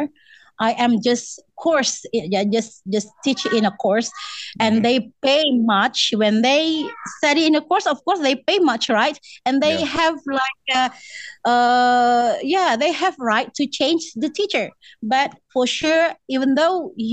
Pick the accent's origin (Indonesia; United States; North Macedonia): Indonesia; West Sumatra; English is a second language; I'm from West Sumatra